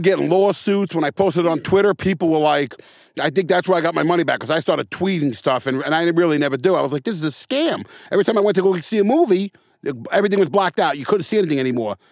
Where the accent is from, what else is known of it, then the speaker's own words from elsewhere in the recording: New York City, New York, United States; also born or lived in Santa Monica; now in Long Beach, United States; I grew up in the Bronx.